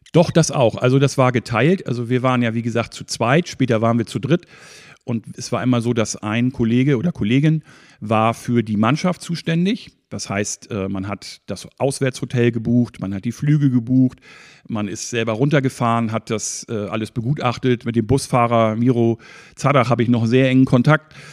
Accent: Schwarzenbek, Schleswig-Holstein, Germany; ich bin so ein richtiges Schwarzenberger Original, wie man so sagt. Ich bin hier aufgewachsen. Seit fast 49 Jahren wohne und lebe ich hier

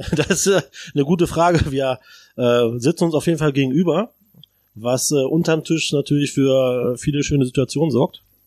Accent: Braunschweig, Lower Saxony, Germany; moved away as an adult; now in Berlin, Germany; ich komme aus Braunschweig, äh, ehemals Zonen.

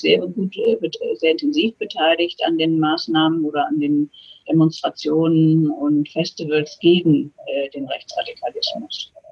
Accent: Ruhr area, North Rhine-Westphalia, Germany; now in Chemnitz, Germany; Ich komme aus dem Ruhrgebiet, äh, bin damit fast schon aufgewachsen

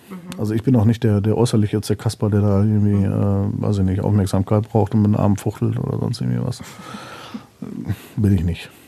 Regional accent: North Rhine-Westphalia, Germany; Ja, gut, da bin ich typischer Westfale, das kennst du ja auch.

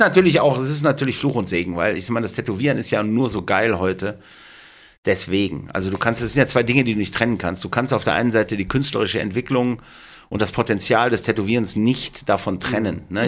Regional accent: Duisburg, North Rhine-Westphalia, Germany; ich komme aus Duisburg

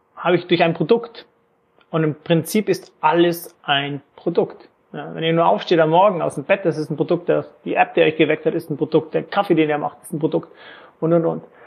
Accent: Lake Constance area, Germany; moved away as an adult; also born or lived in Frankfurt / Erlangen / England / New York; Ich komme ursprünglich ähm, aus Deutschland, Bodensee-Ecke

